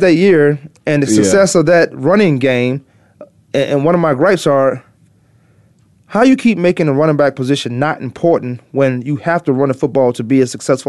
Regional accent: Virginia, United States; I used to be a Dallas Cowboys fan growing up in Virginia.

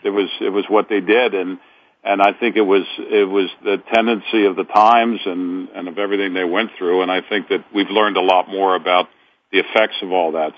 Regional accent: Cincinnati, Ohio, United States; in my hometown of Cincinnati

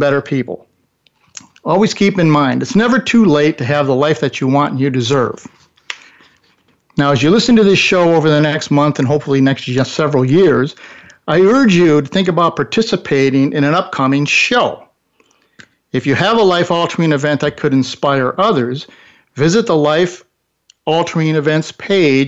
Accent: Buffalo, New York, United States; moved away as an adult; also born or lived in California; for a kid from Buffalo

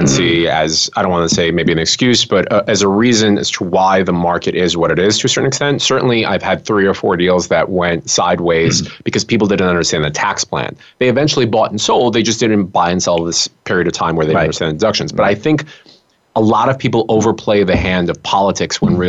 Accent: New York City, New York, United States; I grew up around Brighton Beach and Sheepshead Bay

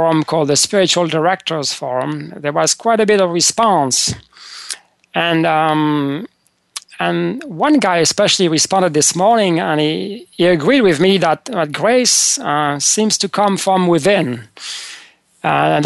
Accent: France; moved away as an adult; now in United States; when I was growing up in France

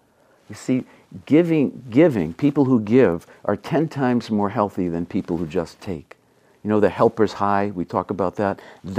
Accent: Massachusetts, United States; accent: Massachusetts; we would kid about her accent, my accent, Massachusetts accent

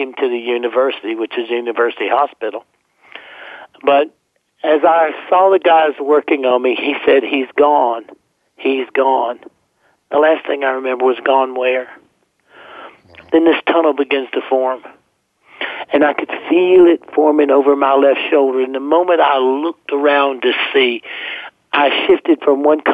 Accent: South Carolina, United States; I grew up in South Carolina

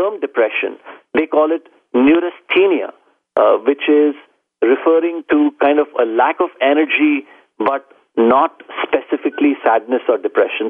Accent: Mumbai, Maharashtra, India; moved away; I grew up in India, in Bombay.

